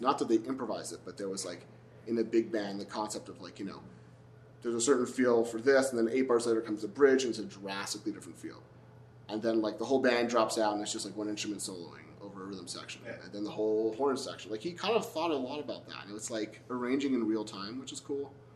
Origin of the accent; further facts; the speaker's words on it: Montreal, Quebec, Canada; I grew up in Montreal, which has this big jazz fest